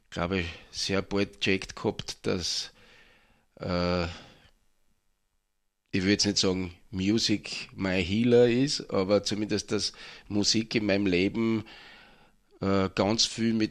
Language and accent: German; Mattersburg, Burgenland, Austria; Ich bin ursprünglich aus Mattersburg, ja.